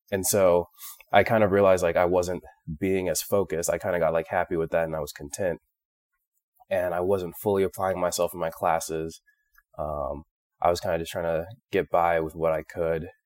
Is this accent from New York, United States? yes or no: no; Phoenix, Arizona, United States; moved away as an adult; I was born in Phoenix, Arizona, and grew up there for the entirety of my life until I started medical school.